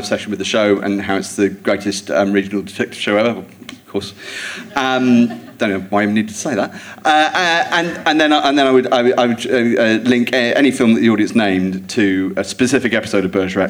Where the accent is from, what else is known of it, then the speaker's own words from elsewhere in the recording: Jersey; moved away; I grew up in Jersey.